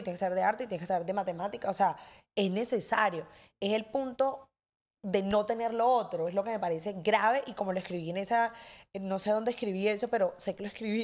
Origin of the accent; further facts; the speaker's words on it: Cartagena, Bolívar, Colombia; somos aquí todos cartageneros